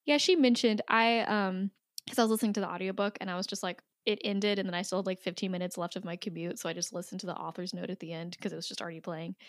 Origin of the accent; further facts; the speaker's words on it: United States; as an American